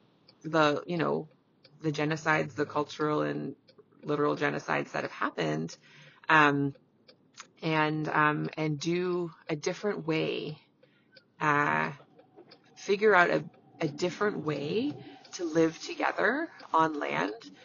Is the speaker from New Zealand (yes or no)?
no; Canada; I'm a Canadian family physician